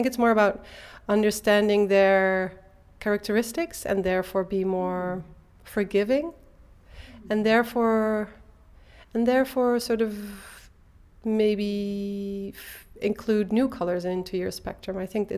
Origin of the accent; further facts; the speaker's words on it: Eindhoven, North Brabant, Netherlands; I was born and raised in Eindhoven.